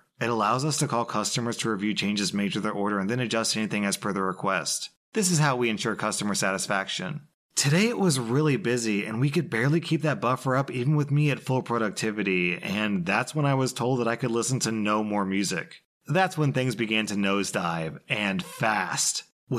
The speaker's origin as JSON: {"language": "English", "country": "India", "said": "I'm from India, and while work was interesting, the hours were insane"}